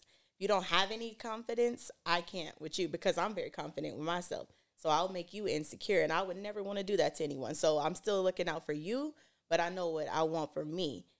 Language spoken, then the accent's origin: English; Oakland, California, United States; also born or lived in Palo Alto / Hayward / Fremont / Stockton; I don't have an accent. I was born in Palo Alto, raised in Oakland, and then we came to Hayward, Fremont, then Stockton.